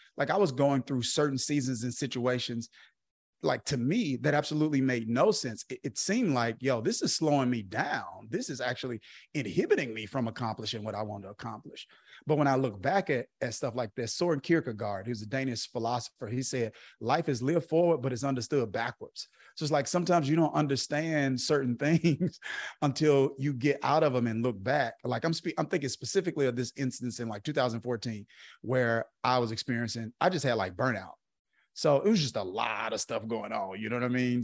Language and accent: English; Kilmichael, Mississippi, United States; I grew up in Kilmiah, Mississippi